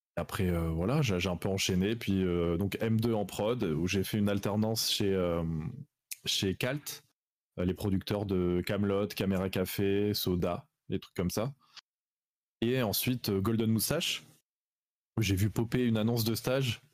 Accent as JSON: {"language": "French", "town": "Salon-de-Provence", "region": "Provence-Alpes-Côte d'Azur", "country": "France", "said": "je viens de Salon de Provence dans le sud"}